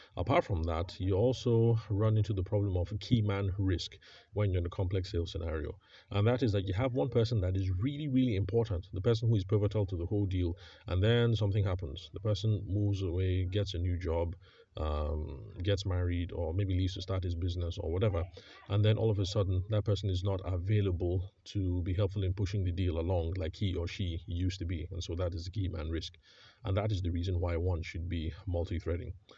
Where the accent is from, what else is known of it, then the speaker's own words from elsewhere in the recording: Benue, Nigeria; moved away; I am from Benue State